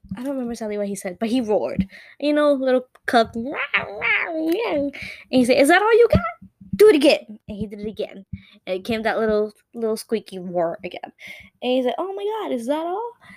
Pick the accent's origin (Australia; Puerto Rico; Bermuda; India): Puerto Rico; first language Spanish; English is a second language; us Puerto Ricans